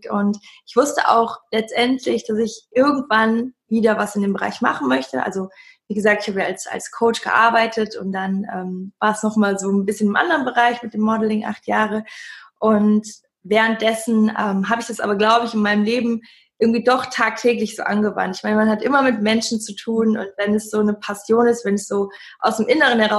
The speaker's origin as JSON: {"language": "German", "town": "Cologne", "region": "North Rhine-Westphalia", "country": "Germany", "said": "ich komme aus Köln."}